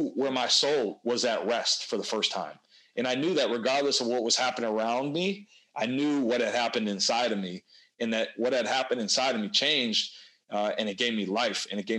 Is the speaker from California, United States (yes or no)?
no; Wisconsin, United States; play for my hometown team